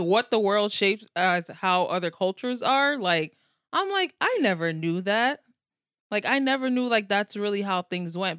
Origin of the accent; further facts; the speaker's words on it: United States; I'm also American